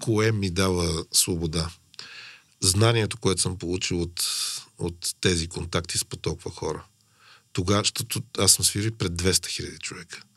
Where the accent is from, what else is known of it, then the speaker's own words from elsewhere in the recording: Sofia, Sofia City, Bulgaria; аз съм израснал по улицата на София